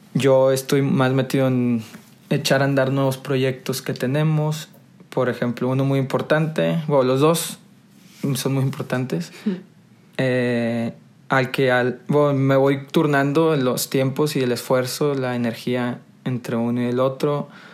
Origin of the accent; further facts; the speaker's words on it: Monterrey, Nuevo León, Mexico; yo soy originario de Monterrey, 100% regio